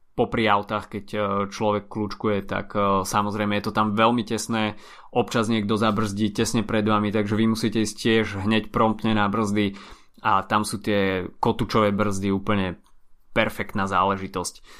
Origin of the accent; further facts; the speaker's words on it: Bratislava, Bratislava Region, Slovakia; Obidvaja sme z Bratislavy